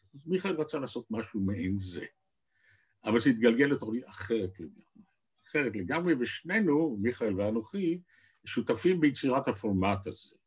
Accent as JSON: {"language": "Hebrew", "town": "Tel Aviv", "region": "Tel Aviv District", "country": "Israel", "tie": "born or raised there", "also_born_or_lived": "Jerusalem", "said": "גליתי לתל אביב, שזו עיר הולדתי"}